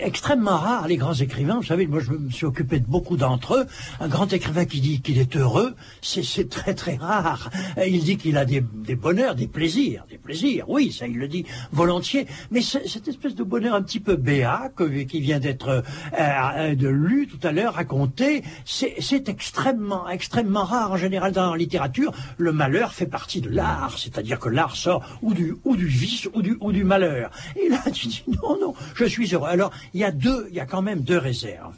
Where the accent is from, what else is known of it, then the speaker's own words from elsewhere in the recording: Bordeaux, Nouvelle-Aquitaine, France; en tant que bordelais